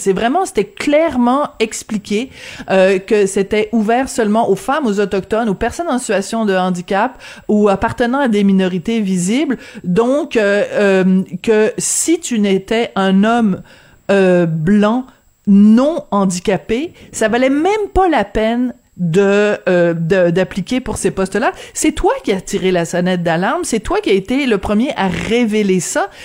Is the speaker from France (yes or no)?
yes; France; accent: French (France); avec mon petit accent français